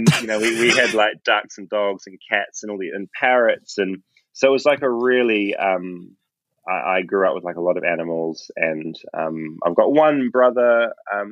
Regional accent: Tauranga, Bay of Plenty, New Zealand; grew up in Bethlehem

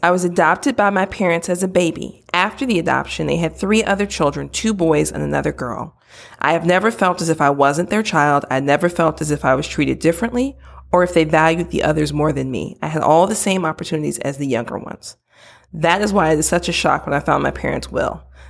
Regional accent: Midwest, United States; I'm from the Midwest. Don't judge me.

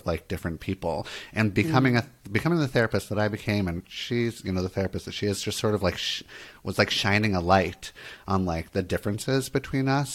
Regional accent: Santa Monica, California, United States; I grew up in Santa Monica, California.

